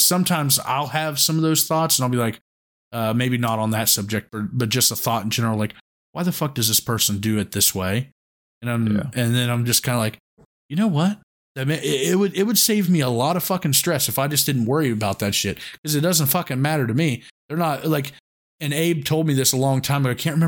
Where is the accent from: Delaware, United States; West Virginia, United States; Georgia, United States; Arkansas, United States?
West Virginia, United States; I grew up in Central West Virginia